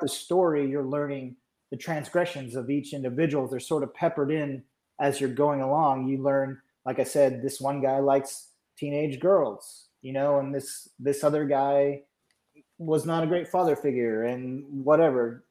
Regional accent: Georgia, United States; I'm from Georgia, but all my relatives are from Pennsylvania.

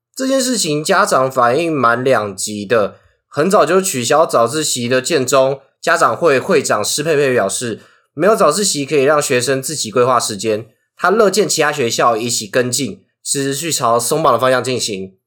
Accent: Hsinchu County, Taiwan; 我是新竹人，可是我是竹东高中

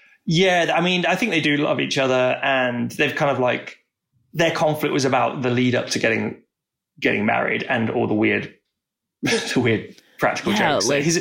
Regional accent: United Kingdom; Look, I'm British.

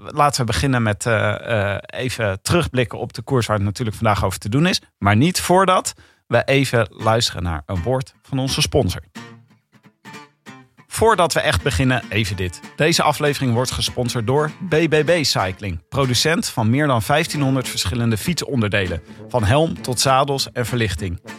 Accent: Leiden, South Holland, Netherlands; Ik kom uit Leiden.

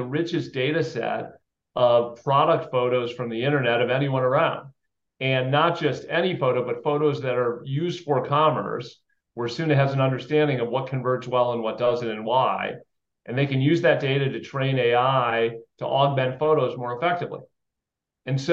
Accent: Chicago, Illinois, United States; moved away as an adult; now in Boston, United States; I grew up outside Chicago. So I'm a Midwest kid

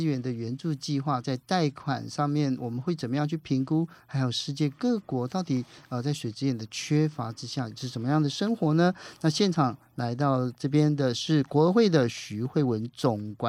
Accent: Taiwan; also born or lived in Mauritania; 我跟他讲说我是台湾来的

